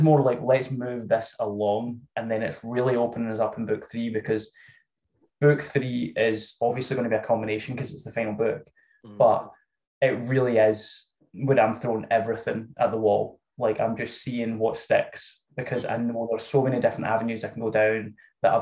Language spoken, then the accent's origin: English; Scotland, United Kingdom; I'm Scottish, which you can probably tell